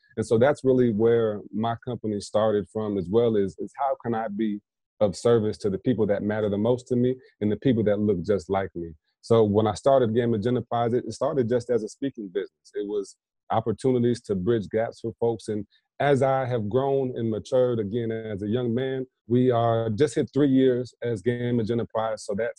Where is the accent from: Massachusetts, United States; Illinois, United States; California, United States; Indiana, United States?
Indiana, United States; now in South Carolina, United States; I'm in South Carolina now and have some folks I'm looking to work with in Indiana as well, back in my hometown.